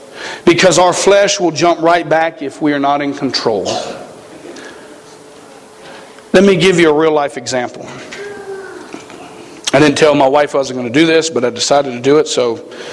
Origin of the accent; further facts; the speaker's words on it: the South, United States; Now, we come from the South. Okay, we shoot things. We don't, you know, we don't like have this conservation thing that they got in Montana. We kill animals, okay? We grew up in an area where fighting was pretty prevalent.